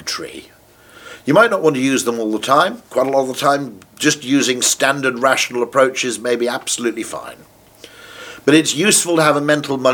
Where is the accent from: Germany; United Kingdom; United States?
United Kingdom; As a Brit